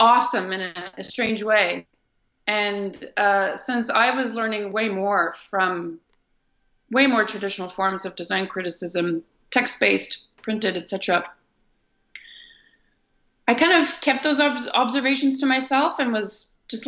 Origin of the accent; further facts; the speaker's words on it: Ottawa, Ontario, Canada; moved away as an adult; also born or lived in Netherlands; I also come from a Franco-Ontarian culture in Ontario, which is a province of Canada. And I was I grew up in Ottawa, and I grew up in a French grade school and through a French high school